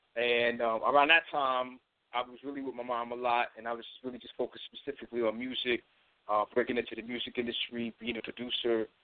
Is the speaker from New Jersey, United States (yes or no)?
no; Long Island, New York, United States; I'm originally from Long Island, New York